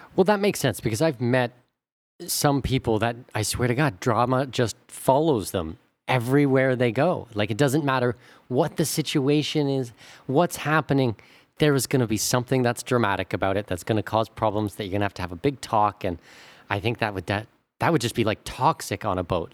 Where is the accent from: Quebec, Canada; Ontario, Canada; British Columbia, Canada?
Ontario, Canada; Southwestern; I'm from Southwestern Ontario